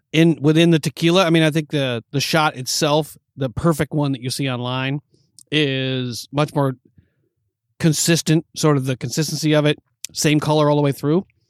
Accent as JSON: {"language": "English", "region": "New York", "country": "United States", "tie": "born or raised there", "moved": "as an adult", "lives_now": "Los Angeles, United States", "said": "growing up in New York watching those Bulls games"}